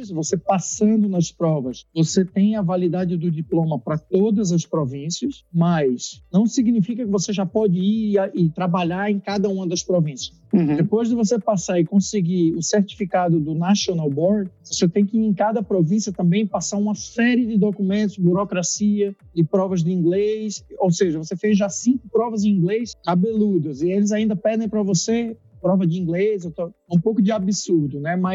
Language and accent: Portuguese; Recife, Pernambuco, Brazil; born there; moved away as an adult; also born or lived in São Paulo; na verdade eu, eu, eu nasci em Recife, né? É, e depois de Recife, eu decidi fazer faculdade fora. Então, é, eu fui fazendo no interior de São Paulo, fiz na USP de Ribeirão Preto